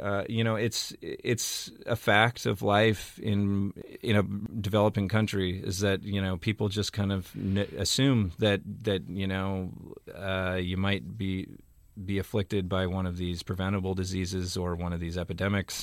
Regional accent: Seattle, Washington, United States; Grew up in Seattle

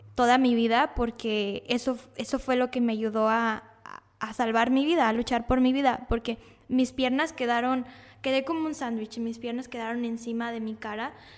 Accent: Monterrey, Nuevo León, Mexico; Yo vivía en Cumbres, que es un sector donde hay muchas privadas, y entonces yo podía salir a jugar libremente con los niños, no había tanta, tanto problema de, de que pasara algún coche, entonces nos mudamos al centro de Monterrey

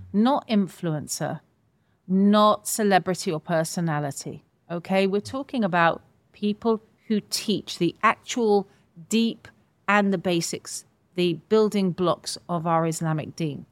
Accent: United Kingdom; I say all of us as British people

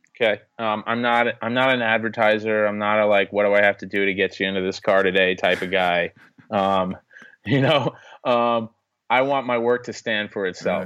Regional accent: New York, United States; being a New Yorker

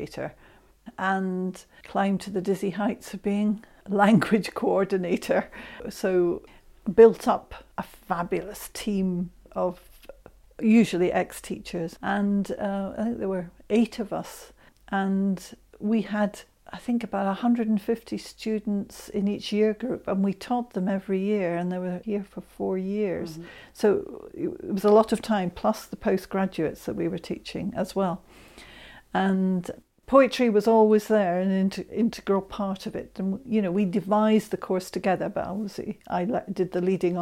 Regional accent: Scotland, United Kingdom; I'm Scot and I love my Scottish poetry as well

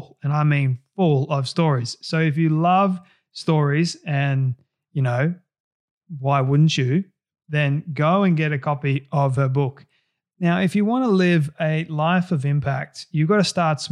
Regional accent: Australia; accent: Aussie; getting rid of the Aussie accent

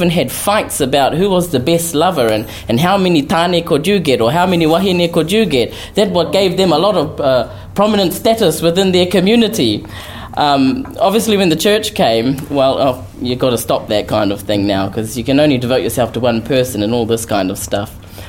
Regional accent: Rotorua, Bay of Plenty, New Zealand; I was born in Ohenemutu, which is on the shores of Lake Rotorua, Ngāti Whakaue, so my dad's part Tunohopu, from that particular area as well.

